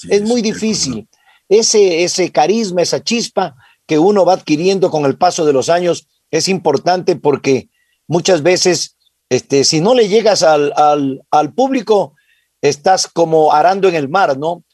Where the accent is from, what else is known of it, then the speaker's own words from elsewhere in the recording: Piñas, El Oro, Ecuador; now in Quito, Ecuador; yo nací en Piñas, provincia del Oro